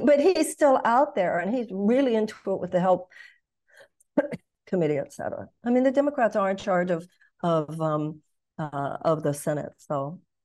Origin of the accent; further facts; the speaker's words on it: Texas, United States; moved away as an adult; also born or lived in Los Angeles / New York / Michigan; I come from Texas.